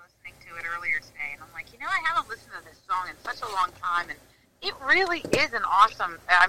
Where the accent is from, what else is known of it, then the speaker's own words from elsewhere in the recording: Pennsylvania, United States; Pennsylvania. That's my home state.